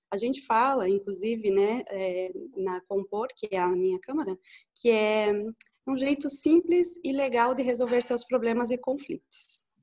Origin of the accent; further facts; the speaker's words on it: Lages, Santa Catarina, Brazil; eu sou a …, sou de Lages também.